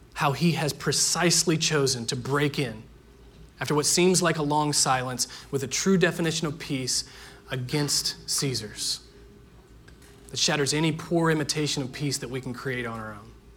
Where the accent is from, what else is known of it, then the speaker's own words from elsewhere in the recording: Indiana, United States; Growing up in Indiana, everyone in my neighborhood played baseball